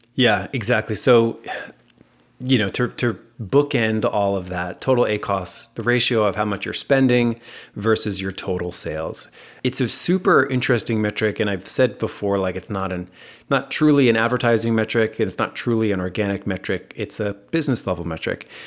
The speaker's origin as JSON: {"language": "English", "country": "United States", "accent": "American", "said": "my American accent"}